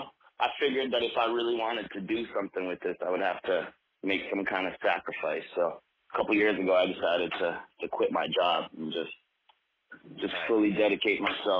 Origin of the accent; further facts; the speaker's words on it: New York City, New York, United States; I'm a producer from New York City. Okay. I'm 34 years old.